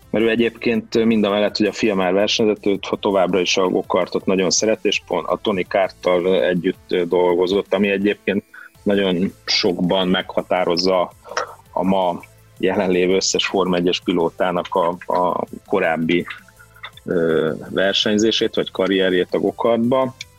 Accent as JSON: {"language": "Hungarian", "region": "Vas", "country": "Hungary", "tie": "born or raised there", "also_born_or_lived": "Debrecen / Budapest", "said": "a gyerekkorom nagy részét ott töltöttem"}